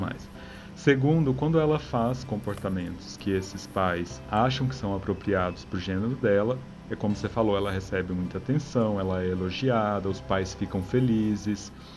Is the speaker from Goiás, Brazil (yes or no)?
no; Minas Gerais, Brazil; Como bom mineiro que eu sou